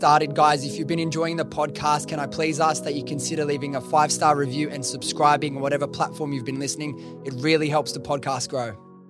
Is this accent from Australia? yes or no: yes; Australia; And like I remember, and it was obviously as an Australian to go there, your dollar goes so far.